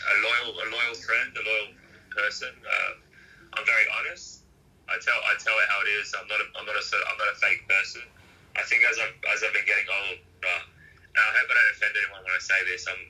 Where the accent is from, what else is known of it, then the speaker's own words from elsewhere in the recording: Lidcombe, New South Wales, Australia; I grew up, I grew up in Western Sydney, so in Lidcombe.